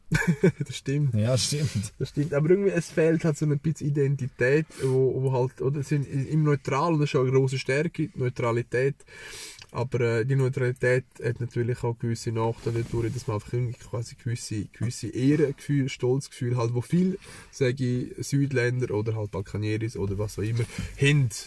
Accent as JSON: {"language": "German", "country": "Serbia", "moved": "yes", "lives_now": "Switzerland", "said": "bei uns in Serbien gibt es eine ganze Zeremonie, die 40 Tage lang geht."}